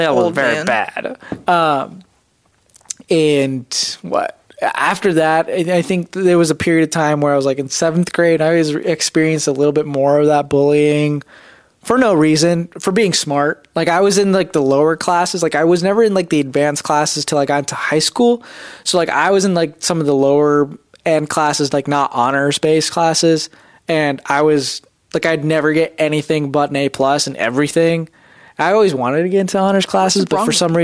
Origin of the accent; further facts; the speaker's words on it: United States; growing up Indian in America